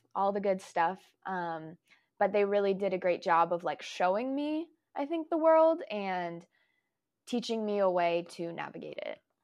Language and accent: English; Folsom, California, United States; also born or lived in Washington; I was born in Washington, but I was raised in Folsom.